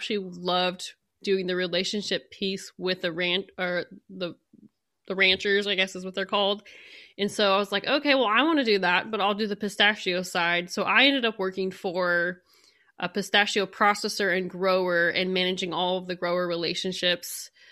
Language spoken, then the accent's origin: English; San Joaquin Valley, California, United States; moved away; I am from California, from the San Joaquin Valley